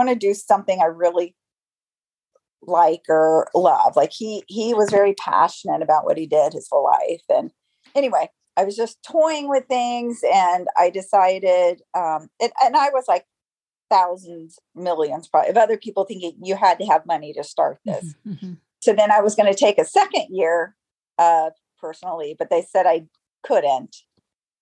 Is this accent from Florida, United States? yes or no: yes; Tampa, Florida, United States; also born or lived in Orlando, Florida; I'm from Tampa, Florida. I was born and raised here.